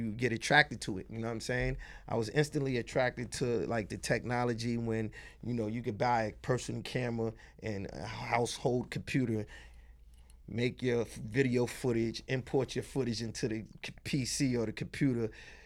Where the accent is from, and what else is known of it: New York City, New York, United States; born or raised there; also born or lived in Brooklyn, New York